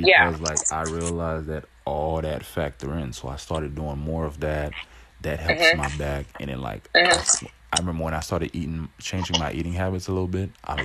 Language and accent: English; Haiti; now in United States; I was raised in Haiti a little bit